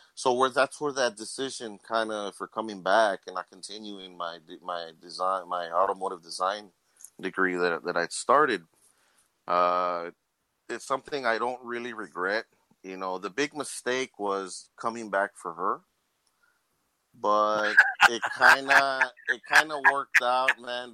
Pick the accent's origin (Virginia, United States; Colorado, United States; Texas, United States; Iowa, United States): Texas, United States; Laredo; Born and raised in Laredo my whole life, dude. This is my hometown